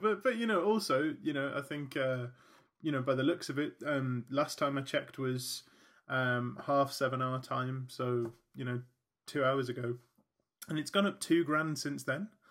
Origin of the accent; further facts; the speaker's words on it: United Kingdom; being British